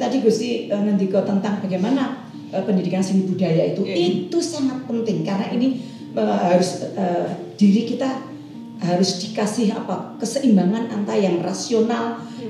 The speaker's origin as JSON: {"language": "Indonesian", "town": "Yogyakarta", "region": "Special Region of Yogyakarta", "country": "Indonesia", "tie": "born or raised there", "said": "saya umur lima tahun saya sudah belajar menari tapi belajar tarian tari Surakarta hmm. yang sekarang uh, menjadi uh, Resto titik nol dan Museum Sono Budoyo itu namanya dulu ya yeah. saya belajar menari di situ"}